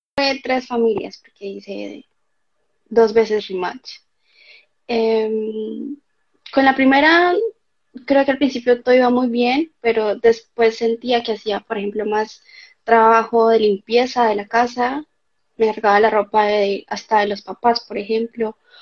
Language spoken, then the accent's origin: Spanish; Cali, Valle del Cauca, Colombia; moved away as an adult; now in Germany; vengo de Colombia, de la ciudad de Cali